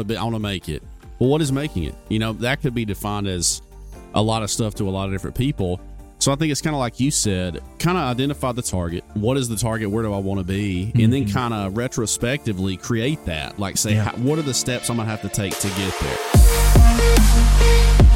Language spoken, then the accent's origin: English; Gadsden, Alabama, United States; we're both from Gadsden